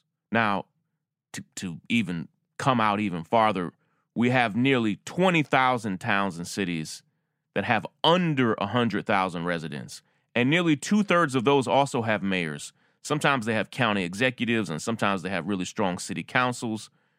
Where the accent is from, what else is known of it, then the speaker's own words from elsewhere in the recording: New York City, New York, United States; That's Bill de Blasio, who's mayor of my hometown of New York